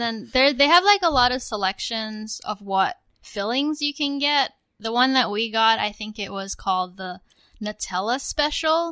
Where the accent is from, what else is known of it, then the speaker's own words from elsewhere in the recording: Australia; now in United States; when I was growing up in Australia.